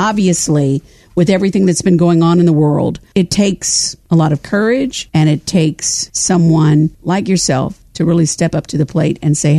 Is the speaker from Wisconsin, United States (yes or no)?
no; Kansas, United States; moved away; I'm originally from Kansas.